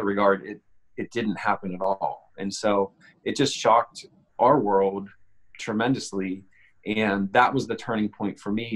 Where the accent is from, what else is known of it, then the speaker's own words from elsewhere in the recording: Pittsburgh, Pennsylvania, United States; I'm from Pittsburgh, Pennsylvania, in the United States